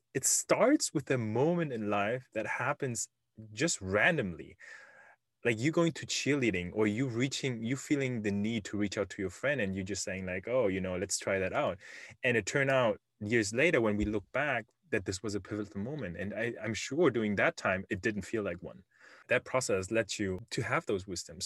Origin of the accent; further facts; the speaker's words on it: Germany; English is a second language; moved away as an adult; now in Silicon Valley, United States; I was born and raised in Germany